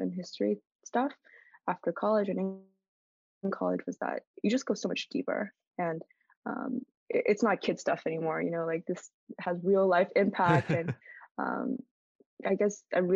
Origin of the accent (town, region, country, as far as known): United States